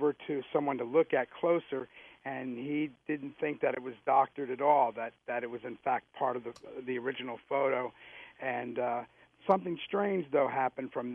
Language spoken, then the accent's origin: English; Interlaken, New Jersey, United States; also born or lived in Asbury Park, New Jersey; now in San Antonio, United States; I grew up in Interlaken